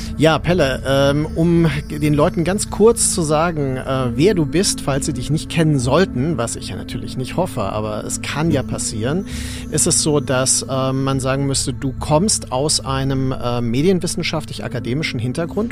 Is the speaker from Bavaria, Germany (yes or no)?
no; Mainz, Rhineland-Palatinate, Germany; Ich bin ja in Mainz aufgewachsen